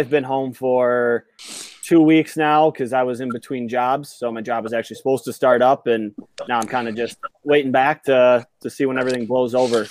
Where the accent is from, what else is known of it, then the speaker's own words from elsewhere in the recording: Minnesota, United States; We're all from Minnesota. We all grew up pretty close to each other for the most part.